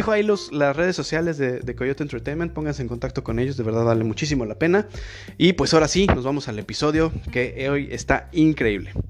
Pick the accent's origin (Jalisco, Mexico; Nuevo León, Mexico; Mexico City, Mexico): Mexico City, Mexico; accent: cantadito